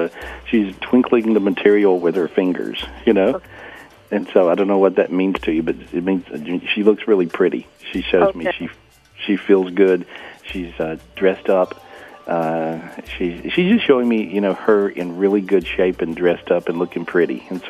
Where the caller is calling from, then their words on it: North Carolina, United States; I'm in North Carolina today. It's really pretty.